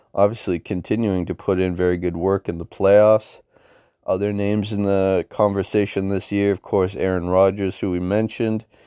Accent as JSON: {"language": "English", "country": "Canada", "said": "being a Canadian"}